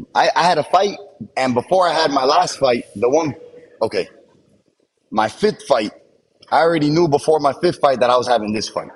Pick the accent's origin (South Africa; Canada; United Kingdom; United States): United States; I'm American, but my pops is Cuban. You know, he's Cuban descent. My mom is like me. Her parents were Cuban, but she was born in L.A.